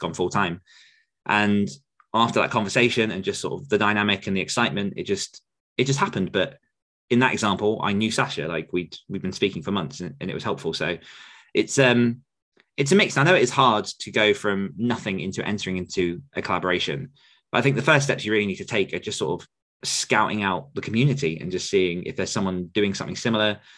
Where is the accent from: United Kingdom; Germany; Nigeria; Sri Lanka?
United Kingdom; me being British